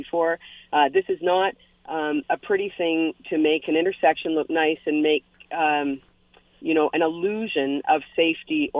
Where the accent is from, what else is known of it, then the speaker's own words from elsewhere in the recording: London, Ontario, Canada; now in Hamilton, Canada; I'm from London originally, and in the city of London, Ontario